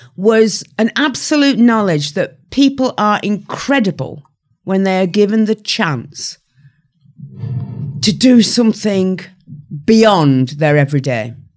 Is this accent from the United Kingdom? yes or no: yes; the north of England, United Kingdom; my hometown, uh, fifteen thousand people in the north of England